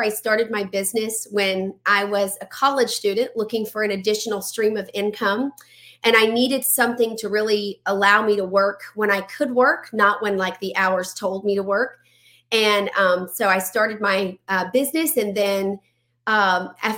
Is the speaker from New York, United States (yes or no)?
no; Louisiana, United States; I'm from Louisiana